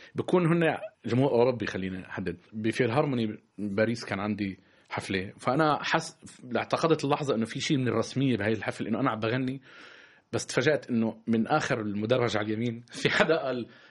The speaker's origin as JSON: {"language": "Arabic", "country": "Palestine", "also_born_or_lived": "Syria", "moved": "yes", "lives_now": "France", "said": "أنا كفلسطيني"}